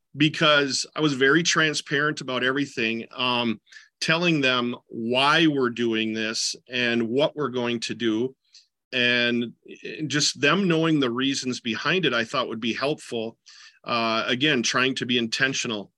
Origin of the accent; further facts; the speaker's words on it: southeastern Minnesota, United States; also born or lived in Decorah, Iowa / Jordan, Minnesota; I grew up in southeastern Minnesota